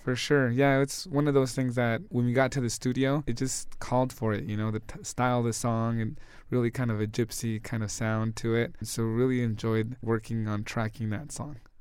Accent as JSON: {"language": "English", "town": "Denver", "region": "Colorado", "country": "United States", "tie": "born or raised there", "said": "we grew up basically here in Denver"}